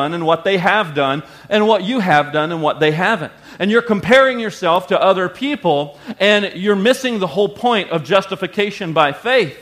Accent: the South, United States; I grew up in the South

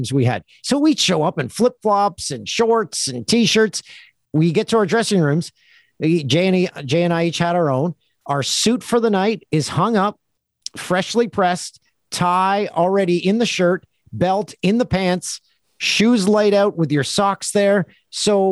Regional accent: Canada; we're proud of being Canadian

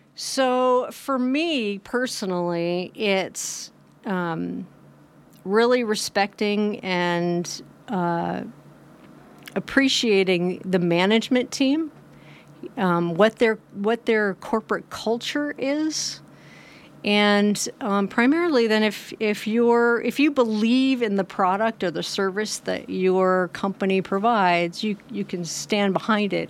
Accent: Hamilton, Montana, United States; also born or lived in New York / New Jersey; now in Nevada City, United States; actually born in New York, moved to New Jersey when I was three, spent summers in Cape Cod, and then moved to Montana when I was eleven, in sixth grade

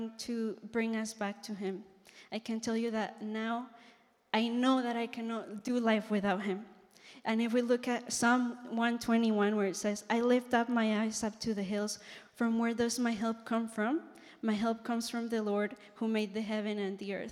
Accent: Colombia; moved away; I'm from Colombia.

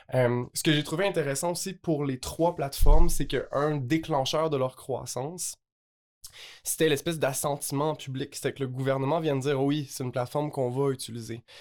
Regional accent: Quebec, Canada; je suis québécois

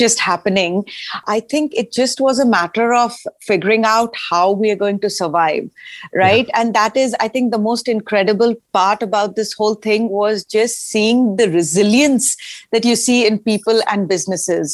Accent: Ranchi, Jharkhand, India; now in Nashville, United States; I grew up in India. In eastern India, in this really small town called Ranchi

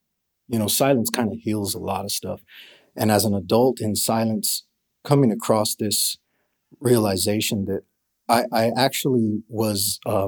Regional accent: El Paso, Texas, United States; That would have been Northeast El Paso.

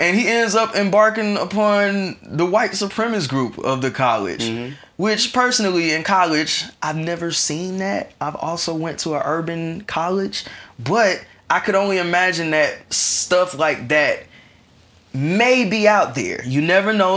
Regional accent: Atlanta, Georgia, United States; we are niggas from Atlanta

